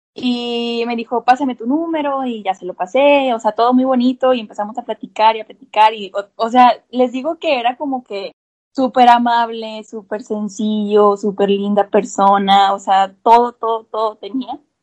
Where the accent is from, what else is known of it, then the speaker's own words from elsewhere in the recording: Montemorelos, Nuevo León, Mexico; soy de Montemorelos, Nuevo León